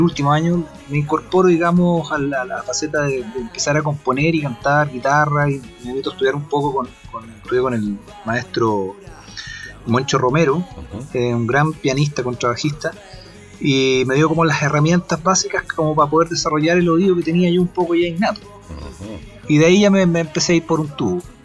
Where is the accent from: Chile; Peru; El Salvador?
Chile; Concepción, Biobío; soy de allá de Concepción